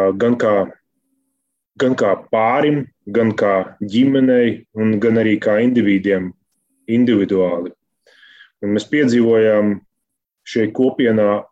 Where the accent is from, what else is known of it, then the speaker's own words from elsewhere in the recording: Ikšķile, Ogre Municipality, Latvia; Mēs esam no Ikšķules